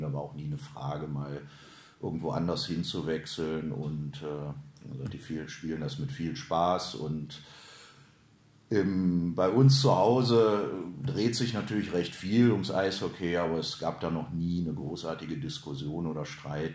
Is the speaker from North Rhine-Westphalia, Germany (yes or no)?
yes; Krefeld, North Rhine-Westphalia, Germany; Ich bin gebürtiger Hülser